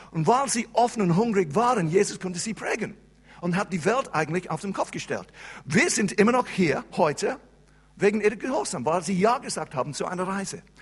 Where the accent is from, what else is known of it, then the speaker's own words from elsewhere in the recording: England, United Kingdom; first language English; German is a second language; moved away as an adult; now in Switzerland; ich bin Engländer und Engländer sprechen keine andere Sprache als Englisch.